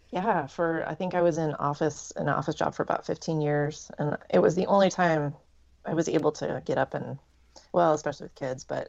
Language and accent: English; Salem, Oregon, United States; I'm from Salem, Oregon. So I'm just, the capital of Oregon